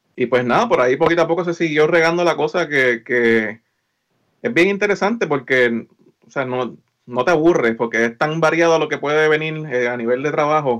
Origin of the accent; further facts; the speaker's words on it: Lares, Puerto Rico; moved away as an adult; also born or lived in San Juan, Puerto Rico; now in Maryland, United States; yo soy natural de Lares, eh, estudié en Lares, en la, en la high